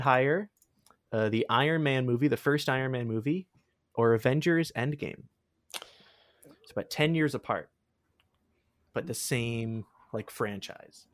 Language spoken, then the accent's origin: English; Sarnia, Ontario, Canada; Sarnia, my hometown